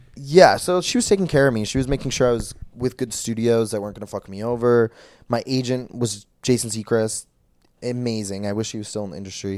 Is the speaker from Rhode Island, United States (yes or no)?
no; Brainerd, Minnesota, United States; moved away; I was from, I'm from Brainerd, Minnesota.